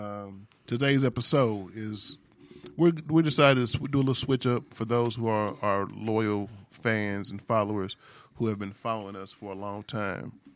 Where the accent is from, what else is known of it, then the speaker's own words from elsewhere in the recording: St. Louis, Missouri, United States; also born or lived in Sacramento, California; I was born and raised in Saint Louis